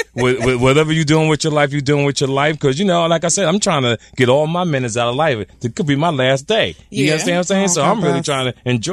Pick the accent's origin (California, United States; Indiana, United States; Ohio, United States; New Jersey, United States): New Jersey, United States; Jersey City; I grew up in Jersey City